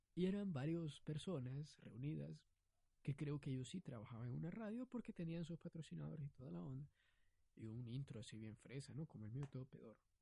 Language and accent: Spanish; Honduras